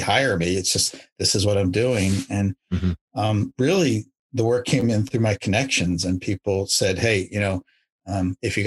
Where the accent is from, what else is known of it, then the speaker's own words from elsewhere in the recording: Maryland, United States; moved away; also born or lived in Arizona / Virginia; I grew up on the East Coast in Maryland